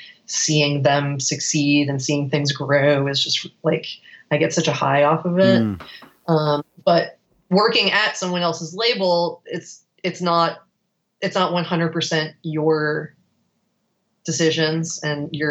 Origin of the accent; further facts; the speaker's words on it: South Florida, United States; we're from South Florida